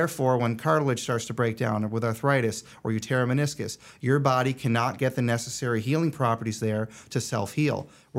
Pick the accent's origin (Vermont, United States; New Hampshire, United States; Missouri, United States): Vermont, United States; Rutland; also born or lived in Albany, New York; So I grew up in Rutland, Vermont, a little small town in Vermont, kind of near Killington, if anybody knows skiing at all.